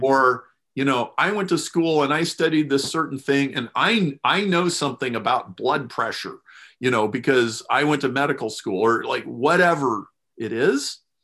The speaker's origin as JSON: {"language": "English", "town": "Lincoln", "region": "Nebraska", "country": "United States", "tie": "born or raised there", "said": "I grew up in Lincoln, Nebraska"}